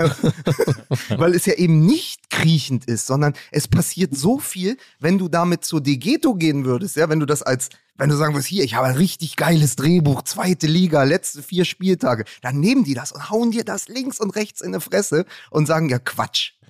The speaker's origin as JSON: {"language": "German", "region": "Berlin", "country": "Germany", "said": "als Berliner"}